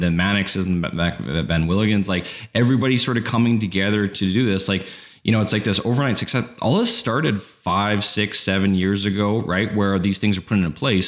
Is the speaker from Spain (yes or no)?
no; Canada; as a Canadian